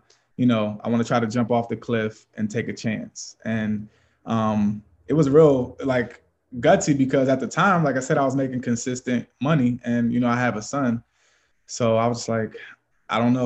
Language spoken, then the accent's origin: English; Lancaster, Pennsylvania, United States; moved away as an adult; now in Erie, United States; I'm from Lancaster, Pennsylvania, so it's about 5 hours from here, Eastern PA